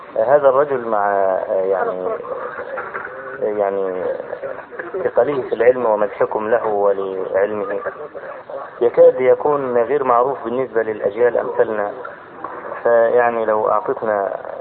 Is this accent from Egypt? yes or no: yes; Egypt; عندنا في مصر